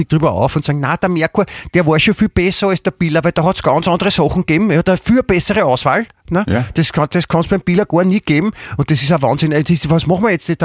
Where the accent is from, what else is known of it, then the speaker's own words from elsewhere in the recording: Vienna, Austria; letztendlich sind wir beide äh, Wiener